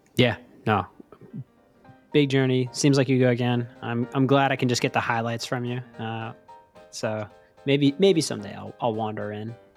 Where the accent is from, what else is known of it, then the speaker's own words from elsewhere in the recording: New York City, New York, United States; moved away; As a New Yorker, a native New Yorker